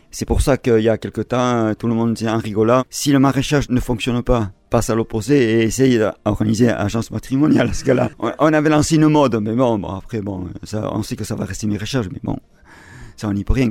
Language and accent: French; Briscous, Nouvelle-Aquitaine, France; Je suis de Briscos